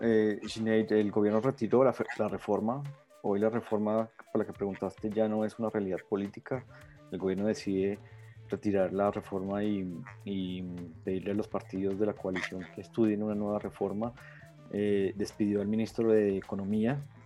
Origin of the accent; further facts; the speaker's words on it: Colombia; Todos, todos los colombianos